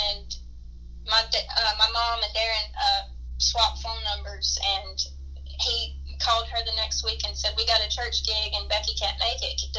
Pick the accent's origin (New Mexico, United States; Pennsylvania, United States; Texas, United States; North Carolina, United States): North Carolina, United States; Union Mills; it was actually in my hometown of Union Mills